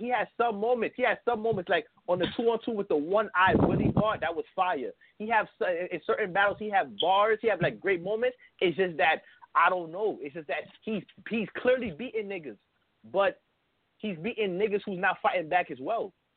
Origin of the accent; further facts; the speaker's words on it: New York City, New York, United States; I'm from Brooklyn. I'm from Brooklyn.